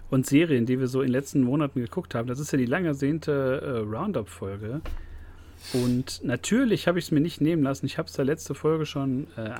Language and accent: German; Germany; Aber wir sind Deutsche und sind auch sehr neidisch.